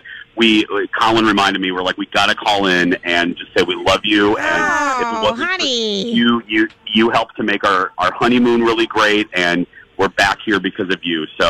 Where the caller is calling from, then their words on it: Hawaii, United States; I'm calling from the Mai Tai bar at the Royal Hawaiian